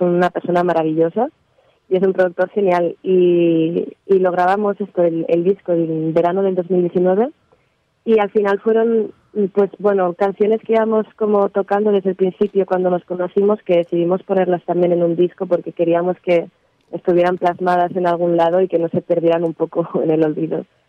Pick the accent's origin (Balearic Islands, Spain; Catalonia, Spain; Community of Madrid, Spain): Catalonia, Spain; Barcelona; yo soy de Barcelona